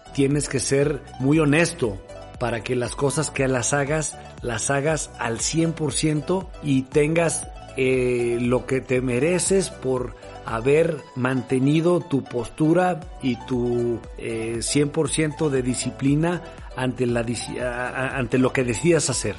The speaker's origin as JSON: {"language": "Spanish", "country": "Mexico", "said": "como mexicanos"}